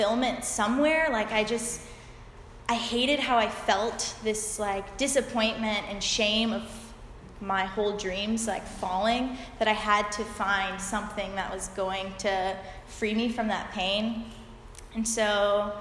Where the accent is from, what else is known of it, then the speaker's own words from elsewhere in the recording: Peachtree City, Georgia, United States; I grew up in Georgia, in Peachtree City